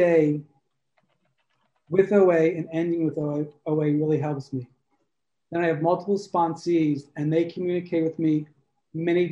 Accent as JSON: {"language": "English", "region": "New York", "country": "United States", "also_born_or_lived": "Brooklyn, New York / Tribeca, New York", "moved": "as an adult", "lives_now": "Provincetown, United States", "said": "Originally, I'm from New York. You might hear it in my voice"}